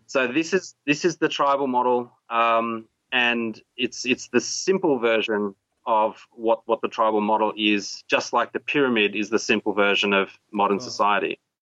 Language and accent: English; Australia; also born or lived in Sarawak, Borneo, Malaysia; I came to Australia when I was six